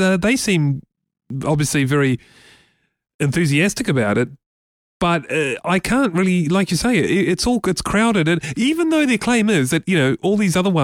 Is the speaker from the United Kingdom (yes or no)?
no; Brisbane, Queensland, Australia; We're both from Brisbane.